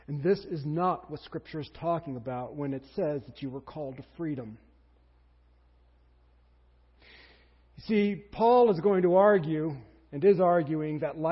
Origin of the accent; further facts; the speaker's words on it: United States; We're Americans